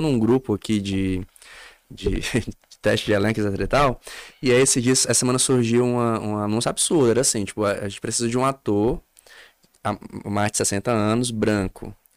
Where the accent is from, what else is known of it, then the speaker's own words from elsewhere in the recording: Fortaleza, Ceará, Brazil; uma vizinha lá no meu bairro, em Fortaleza